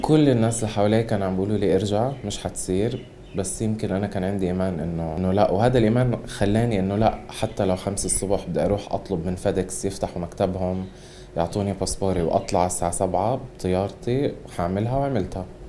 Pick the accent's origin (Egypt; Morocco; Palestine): Palestine; Gaza, Gaza Strip; احنا كفلسطينيين خصوصا بغزه